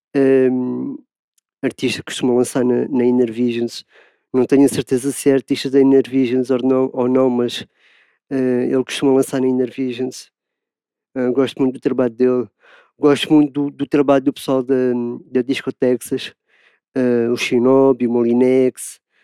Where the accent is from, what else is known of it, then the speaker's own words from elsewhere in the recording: Lisbon, Portugal; sou de Lisboa, Portugal